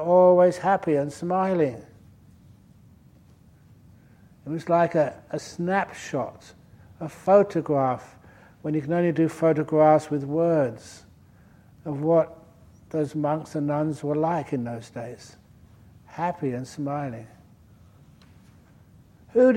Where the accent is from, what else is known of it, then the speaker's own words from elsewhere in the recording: London, United Kingdom; now in Australia; as a young boy growing up in London